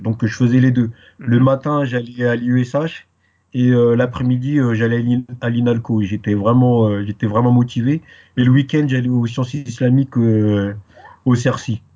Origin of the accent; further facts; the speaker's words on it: Paris, Île-de-France, France; first language French; also born or lived in Guadeloupe; je suis euh, né euh, à Paris, donc ma langue maternelle c'est le français. je suis originaire de, de, la Guadeloupe, mes deux parents ils sont de, ils sont de la Guadeloupe